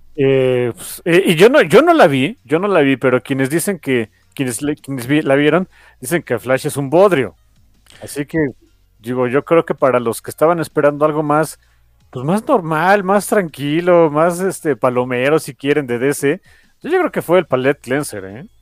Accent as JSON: {"language": "Spanish", "country": "Mexico", "said": "soy mexicano"}